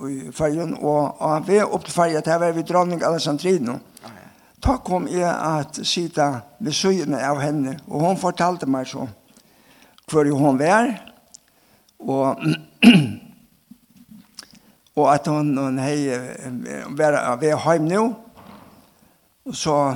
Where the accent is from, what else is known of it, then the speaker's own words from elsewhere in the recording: Vestmanna, Faroe Islands; Danish is a second language; now in Denmark; ja jeg er fra Vestmannen, og er et løyvård. og her fikk jeg min bandom og var oppvaksen her.